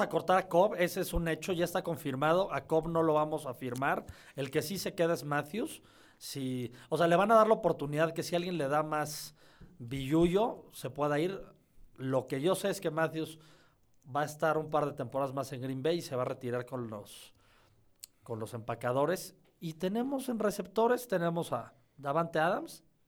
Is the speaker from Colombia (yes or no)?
no; Mexico; yo soy negro y mexicano.